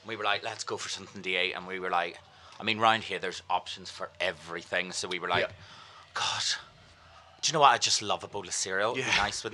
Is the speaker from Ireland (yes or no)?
yes; Ireland; now in London, United Kingdom; We're Irish